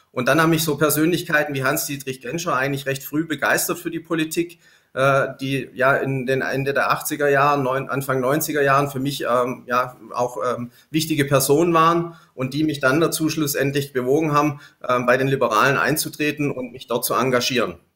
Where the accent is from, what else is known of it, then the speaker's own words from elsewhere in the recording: Stuttgart, Baden-Württemberg, Germany; also born or lived in Sindelfingen; In Stuttgart. Dann Schule, Ausbildung? Äh, zunächst war ich auch in Stuttgart am Wilhelmsgymnasium in Degerloch und habe dann gewechselt ans Goldberg-Gymnasium nach Sindelfingen